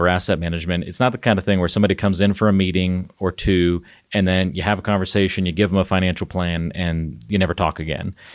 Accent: the South, United States; moved away; I grew up in the South

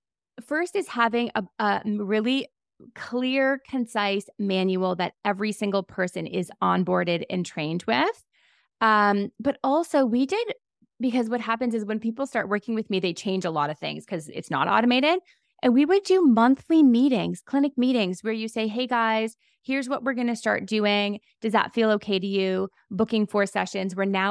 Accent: Canada; I'm Canadian.

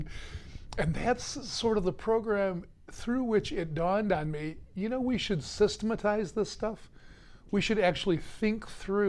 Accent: United States; I'm an American, you know, Amerikansky

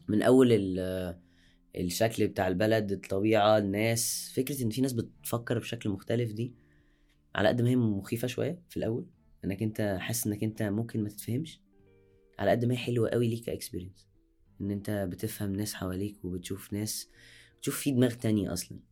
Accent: Egypt; عندنا في مصر

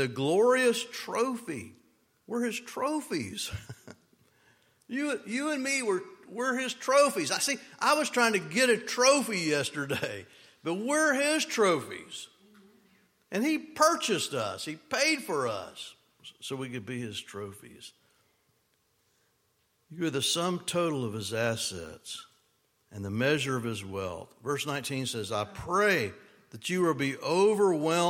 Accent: United States; I'm an American

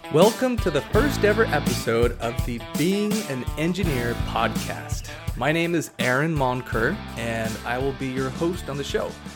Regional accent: Hawaii, United States; now in Arizona, United States; I grew up surfing in Hawaii

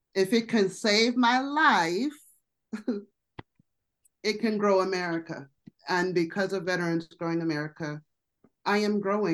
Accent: Colorado, United States; also born or lived in Las Vegas, Nevada; I'm from Colorado.

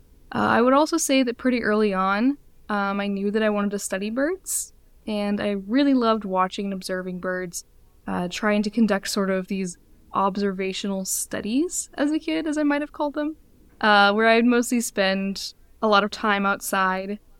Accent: Midwest, United States; I grew up in the Midwest

